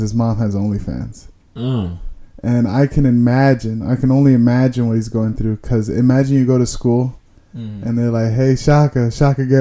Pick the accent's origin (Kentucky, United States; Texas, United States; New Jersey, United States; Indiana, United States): New Jersey, United States; it's from where we grew up in New Jersey